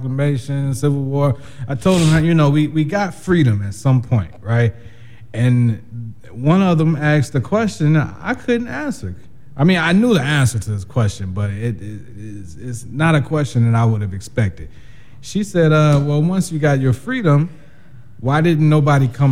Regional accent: United States; we grew up in the American culture

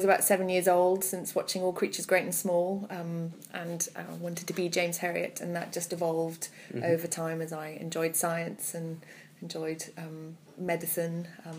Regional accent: Malmö, Skåne, Sweden; English is a second language; also born or lived in Canada; now in United Kingdom; Yes, that's right, I'm from Malmö in Sweden.

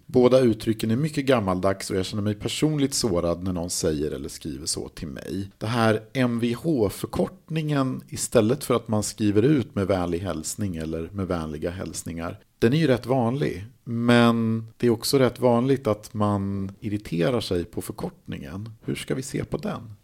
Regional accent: Mälaren Valley, Sweden; Jag kommer ju då från Mellansverige, Mälardalen

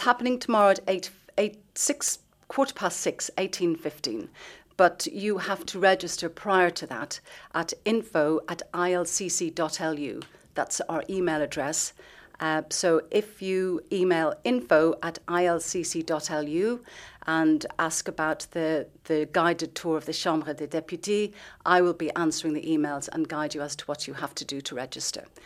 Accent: Dublin, Leinster, Ireland; moved away as an adult; now in Luxembourg; I'm from Dublin

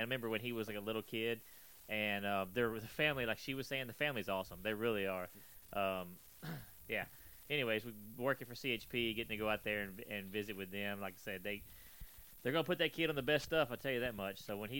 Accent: Texas, United States; I'm from Texas.

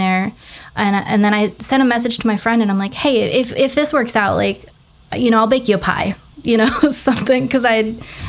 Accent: Central Florida, United States; also born or lived in Lake Tahoe, California; I'm from Florida and I'm from Central Florida. So we have a pretty diverse population here.

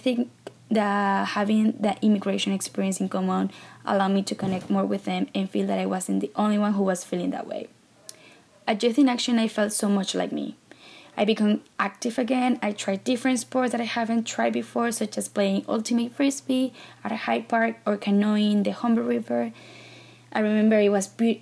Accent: Maracaibo, Zulia, Venezuela; first language Spanish; English is a second language; moved away as an adult; now in Toronto, Canada; I was born and raised in Maracaibo, Venezuela

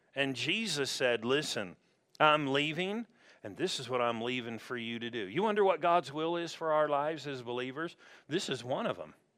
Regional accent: Southern California, United States; I'm from Southern California

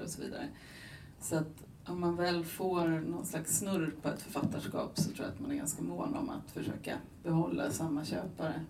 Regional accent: Buenos Aires, Argentina; moved away; jag är själv född i Buenos Aires, jag är halvargentinare

